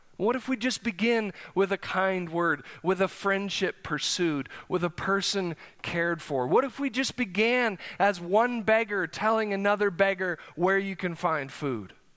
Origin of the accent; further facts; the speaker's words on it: South Dakota, United States; moved away as an adult; now in Oklahoma, United States; I grew up in South Dakota, as you all know, uh, so I spent eighteen years forming some deep, lifelong relationships there.